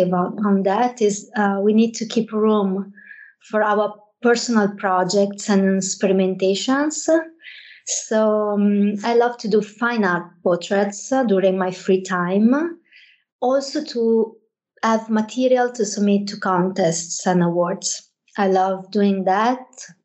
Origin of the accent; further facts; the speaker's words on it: Venice, Veneto, Italy; English is a second language; moved away as an adult; now in Milan, Italy; I'm Italian. I was born and raised in Venice, greater area. I've been working and living in Milan for many years now